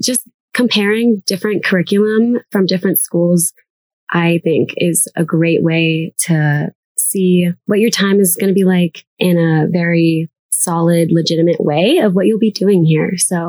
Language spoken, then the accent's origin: English; Dallas, Texas, United States; moved away as an adult; now in Colorado, United States; I'm from Dallas, Texas.